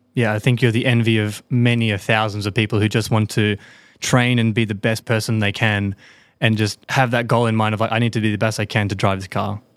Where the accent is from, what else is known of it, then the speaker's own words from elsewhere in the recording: Australia; moved away; I'm an Aussie